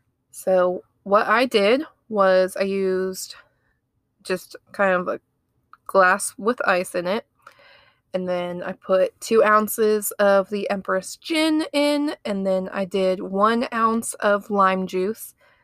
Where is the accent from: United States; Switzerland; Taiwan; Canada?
United States; Ohio; now in Alabama, United States; I'm from Ohio.